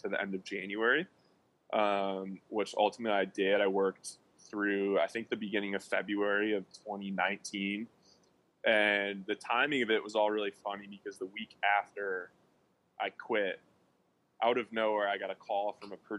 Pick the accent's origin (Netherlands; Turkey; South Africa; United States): United States; Birmingham, Michigan; moved away as an adult; now in Dallas, United States; So originally from Birmingham, Michigan, youngest of four kids.